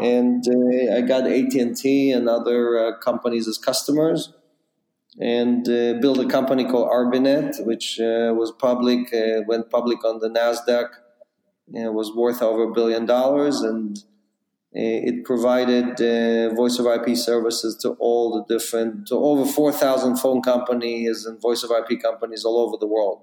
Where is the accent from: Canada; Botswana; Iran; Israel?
Israel; moved away as an adult; also born or lived in Ukraine; now in New York, United States; was born in the Ukraine. I grew up in Israel